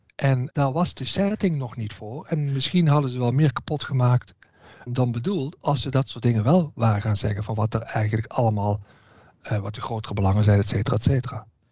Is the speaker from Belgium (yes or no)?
no; Southerners, southern Netherlands, Netherlands; Zeker als Zuiderlingen